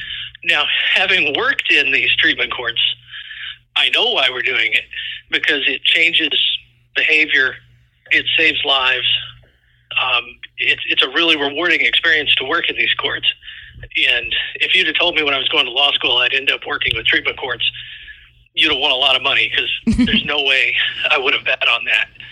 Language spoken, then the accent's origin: English; Indiana, United States; also born or lived in Florida; now in Iowa, United States; I was originally from Indiana, and my family got transferred to Florida